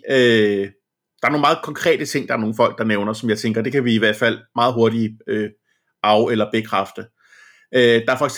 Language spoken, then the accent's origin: Danish; Denmark; omvendt, så er vi danskere